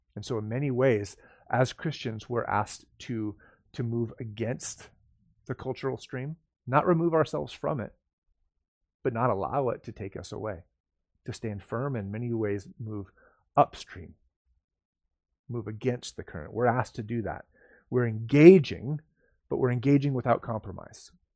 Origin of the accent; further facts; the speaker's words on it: United States; I'm an American and I love living in America